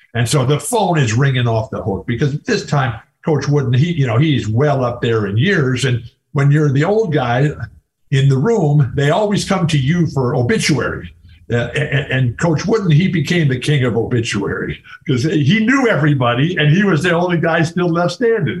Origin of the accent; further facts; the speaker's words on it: San Diego, California, United States; your roots come from San Diego, which is my hometown.